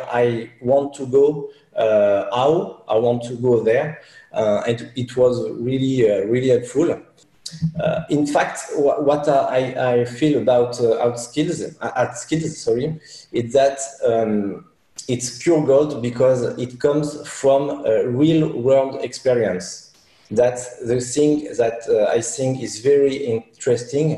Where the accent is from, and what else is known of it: France